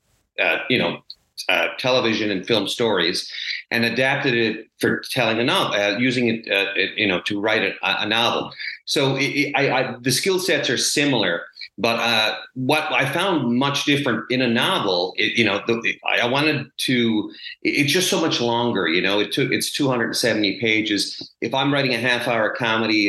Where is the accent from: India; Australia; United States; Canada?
Canada; Petty Harbour, Newfoundland and Labrador; I grew up in the 70s and 80s in this small fishing community. Petty Harbor, Newfoundland is my hometown.